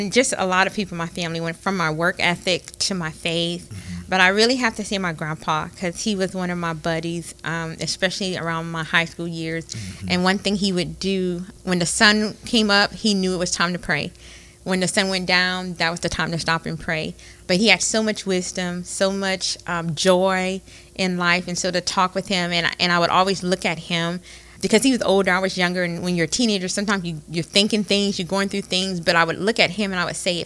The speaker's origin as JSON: {"language": "English", "town": "Opelousas", "region": "Louisiana", "country": "United States", "tie": "born or raised there", "said": "I am from Opelousas, born and raised Opelousas"}